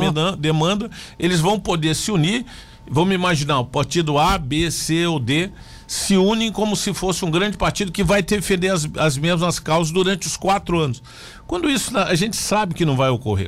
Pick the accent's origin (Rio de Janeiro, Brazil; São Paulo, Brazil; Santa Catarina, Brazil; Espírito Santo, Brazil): Santa Catarina, Brazil; Joinville; eu sou de Joinville